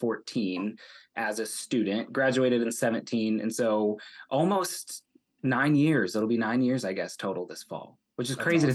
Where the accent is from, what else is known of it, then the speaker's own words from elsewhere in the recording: Northwest Ohio, United States; now in Cleveland, Tennessee, United States; I'm from Northwest Ohio